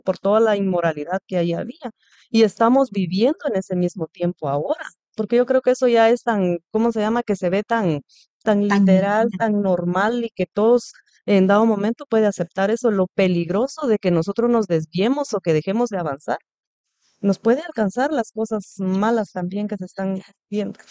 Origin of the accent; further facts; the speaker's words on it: Guatemala; yo soy de Guatemala